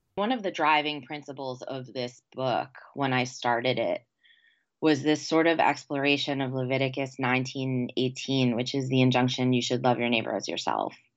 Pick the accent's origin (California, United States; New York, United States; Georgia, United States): New York, United States; now in the South, United States; those are my New York tells